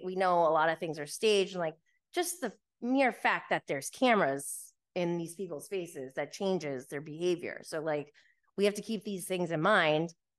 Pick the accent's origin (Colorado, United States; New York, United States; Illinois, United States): New York, United States; I am from New York